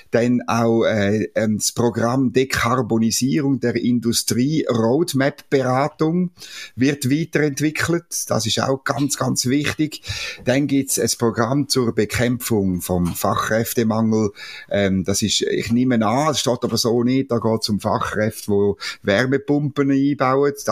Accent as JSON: {"language": "German", "country": "Switzerland", "said": "Das können wir als Schweizer"}